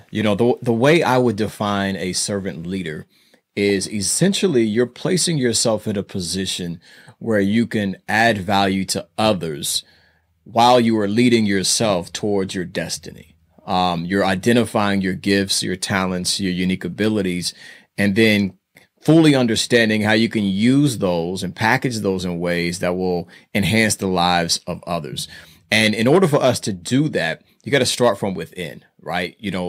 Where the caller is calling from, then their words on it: Indianapolis, Indiana, United States; I am calling from Indianapolis, Indiana, aka Naptown.